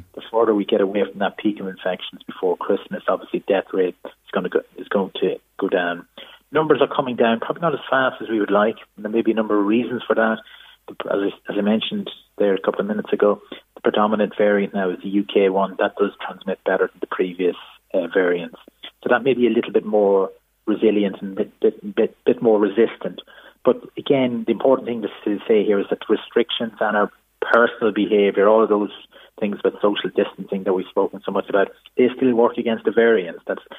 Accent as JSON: {"language": "English", "country": "Israel", "said": "I'm from Israel"}